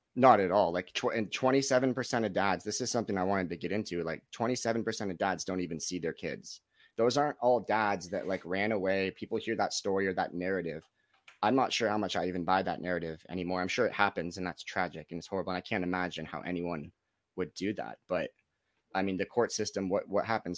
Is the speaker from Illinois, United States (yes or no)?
no; Los Gatos, California, United States; also born or lived in Lake Tahoe; I'm from Los Gatos, California. It's right in between San Jose and Santa Cruz.